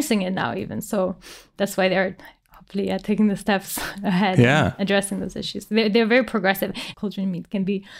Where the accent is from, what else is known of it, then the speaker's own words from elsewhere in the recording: France; I come from France